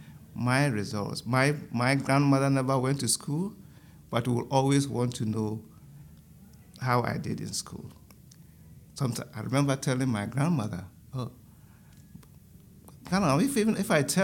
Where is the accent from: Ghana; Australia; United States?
Ghana; moved away; I'm from Ghana